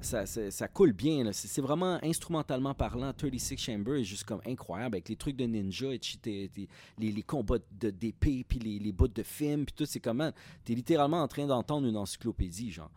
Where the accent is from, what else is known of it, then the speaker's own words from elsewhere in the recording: Repentigny, Quebec, Canada; also born or lived in Montreal; Moi, dans ce temps-là, j'habitais à Repentigny.